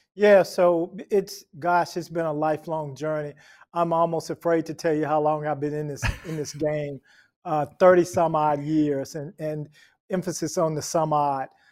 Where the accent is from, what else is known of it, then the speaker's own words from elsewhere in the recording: Memphis, Tennessee, United States; I grew up in Memphis, Tennessee